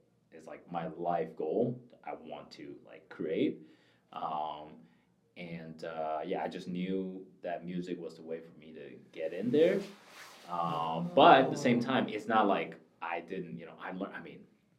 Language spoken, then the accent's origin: English; Taiwan; also born or lived in Michigan, United States; now in California, United States; I grew up in Taiwan, so I know Chinese